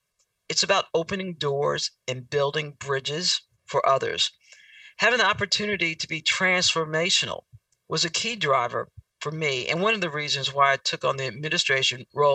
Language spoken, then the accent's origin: English; New York, United States; also born or lived in Georgia / Arizona / Tennessee; I'm from New York, spent a lot of time in Georgia, also spent some time in Arizona, spent some time in Tennessee for about 10 years. And now I'm back on the West Coast.